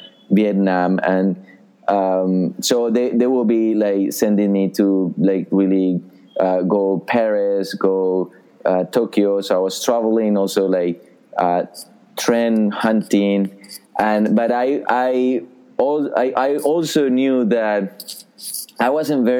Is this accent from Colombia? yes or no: yes; Colombia; moved away as an adult; now in New York City, United States; I was born and raised in Colombia in South America